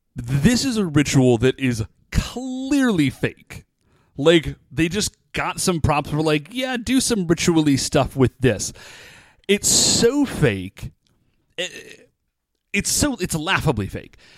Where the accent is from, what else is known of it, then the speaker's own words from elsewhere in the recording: United States; I'm American